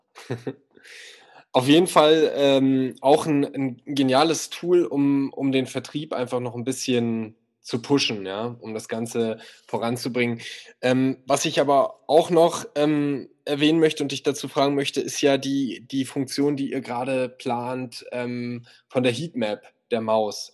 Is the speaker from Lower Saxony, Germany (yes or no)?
no; Berlin, Germany; ich komme aus Berlin